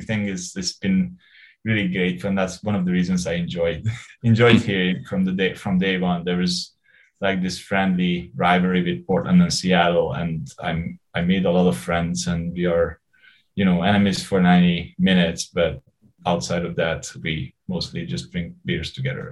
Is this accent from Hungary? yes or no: yes; Hungary; moved away as an adult; now in Vancouver, Canada; I grew up in Hungary. I, I left when I was 28.